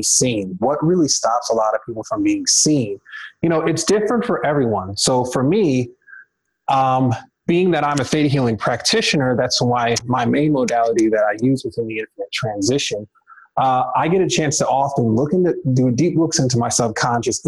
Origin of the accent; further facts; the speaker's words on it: Detroit, Michigan, United States; moved away as an adult; also born or lived in the western US; prior to me moving out west, I'm originally from Detroit, Michigan